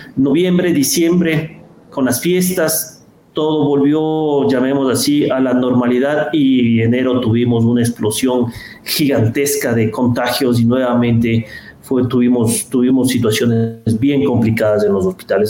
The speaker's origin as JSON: {"language": "Spanish", "country": "Ecuador", "said": "como ecuatorianos"}